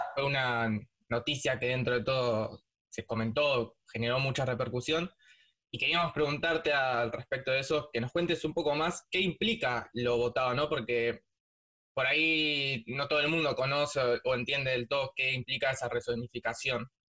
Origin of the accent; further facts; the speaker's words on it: Buenos Aires, Argentina; yo soy de Parque Patricios